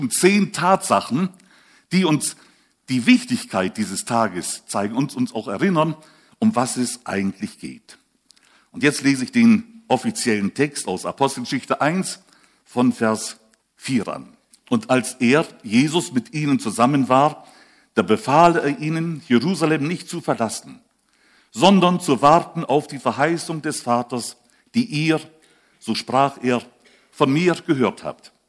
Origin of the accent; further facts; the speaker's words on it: Switzerland; Ich bin auch Schweizer, aber spreche schon seit langer Zeit so ähm, vielleicht von Kindheit an so.